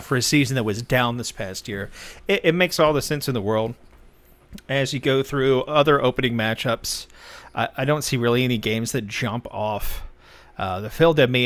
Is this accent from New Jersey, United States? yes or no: no; Texas, United States; I grew up in Texas